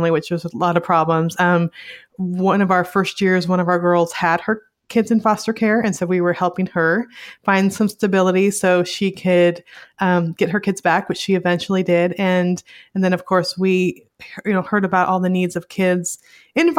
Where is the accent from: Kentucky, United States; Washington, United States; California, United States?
California, United States; Northern; also born or lived in rural Montana; now in Little Rock, United States; I grew up in Northern California, which was sort of rural area too